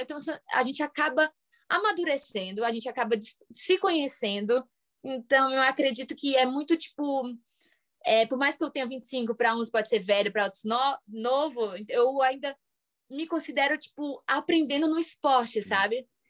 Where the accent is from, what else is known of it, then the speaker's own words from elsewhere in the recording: Fortaleza, Ceará, Brazil; moved away as an adult; now in United States; Eu sou de Fortaleza e fiquei no Rio